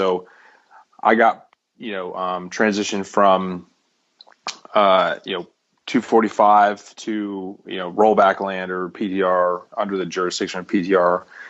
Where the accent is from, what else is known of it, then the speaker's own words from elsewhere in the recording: Connecticut, United States; I'm from Connecticut.